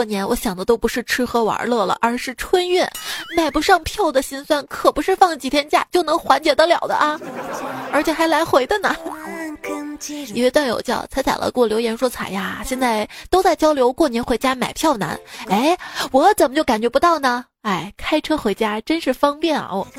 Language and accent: Chinese; China; 这每当春节临近。我们中国人就会自觉地遵循一些流传很久的传统习俗，比如说备年货、贴春联、包饺子